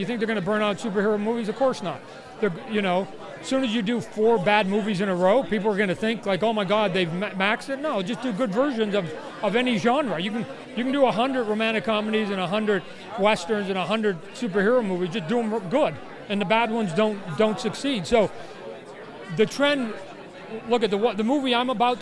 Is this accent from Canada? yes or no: yes; Canada; a Canadian, privileged white Canadian kid